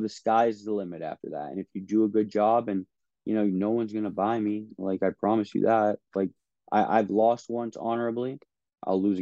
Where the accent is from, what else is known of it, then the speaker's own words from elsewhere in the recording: Miami, Florida, United States; my hometown district that I was born and raised